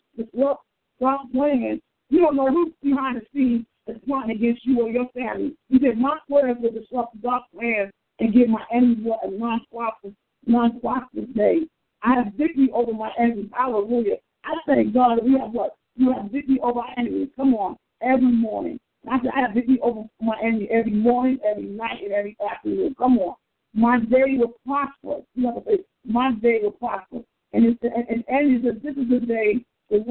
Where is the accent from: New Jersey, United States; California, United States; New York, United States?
New York, United States; New York City; We grew up together in Queens, New York.